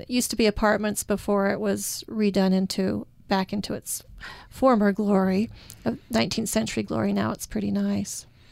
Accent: Utah, United States; I'm from Utah

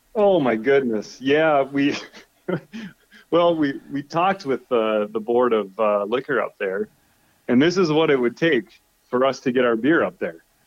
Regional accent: South Dakota, United States; moved away as an adult; now in Alaska, United States; I grew up a farmer in South Dakota

